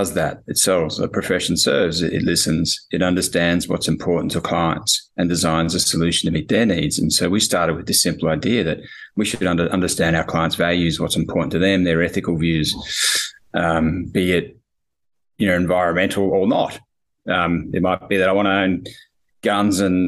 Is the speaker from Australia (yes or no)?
yes; Australia; So I'm obviously Australian.